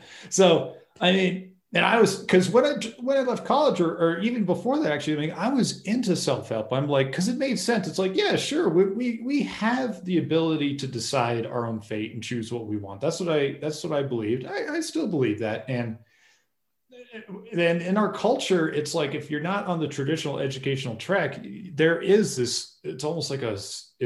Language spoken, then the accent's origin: English; Massachusetts, United States; I grew up in Massachusetts